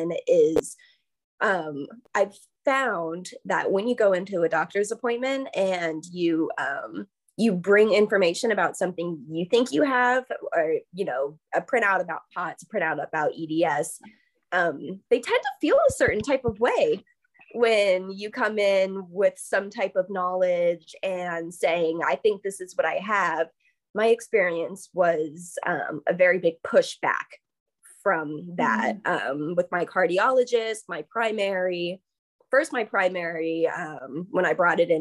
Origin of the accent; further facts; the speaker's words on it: Tampa, Florida, United States; now in Savannah, United States; I'm from Florida, Tampa, Florida, originally.